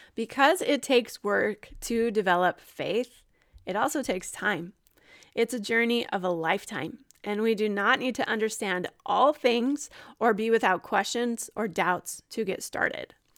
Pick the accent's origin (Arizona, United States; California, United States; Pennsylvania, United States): Arizona, United States; Gilbert; moved away as an adult; also born or lived in Utah / Ohio; I was born in Utah, raised in Arizona